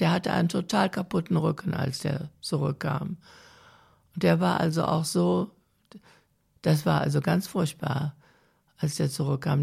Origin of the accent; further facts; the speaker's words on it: Rhineland, Germany; also born or lived in Sauerland; wollte meine Mutter partout wieder zurück nach Hause, obwohl unser Haus ja kaputt war